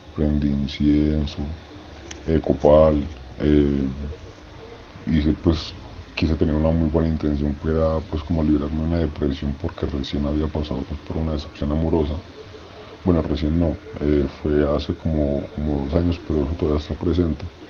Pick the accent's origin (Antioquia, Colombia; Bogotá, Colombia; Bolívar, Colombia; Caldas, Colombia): Antioquia, Colombia; Medellín; Soy de Medellín, Colombia.